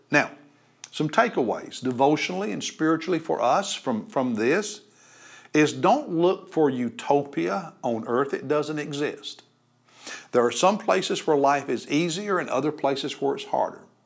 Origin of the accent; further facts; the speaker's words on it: United States; we as American Christians